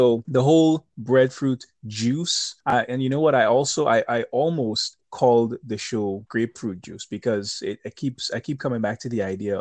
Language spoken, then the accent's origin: English; Grenada; now in New York, United States; I grew up in Grenada. Grenada is a very small place